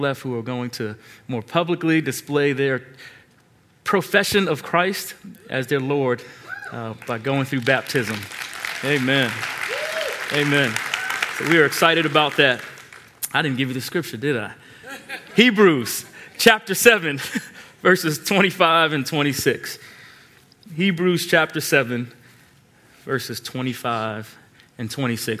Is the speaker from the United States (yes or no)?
yes; Long Island, New York, United States; moved away; I grew up in Long Island